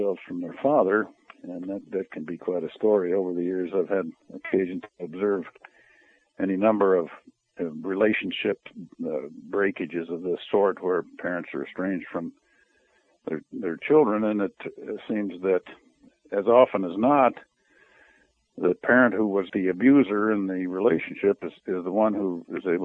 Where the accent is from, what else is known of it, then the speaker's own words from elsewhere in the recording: Denver, Colorado, United States; also born or lived in Utah / Arizona; now in Alaska, United States; I was born and raised in Denver, Colorado, lived most of my life in Alaska